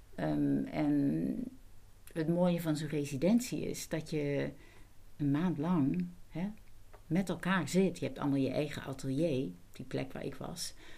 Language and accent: Dutch; Netherlands; first language Dutch; ik ben Nederlander